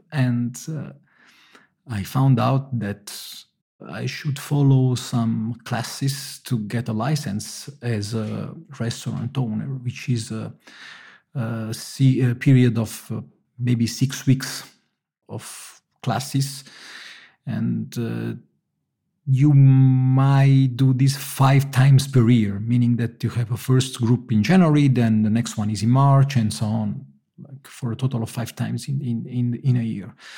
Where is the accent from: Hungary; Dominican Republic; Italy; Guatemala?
Italy; Naples, Campania; moved away; I come from Naples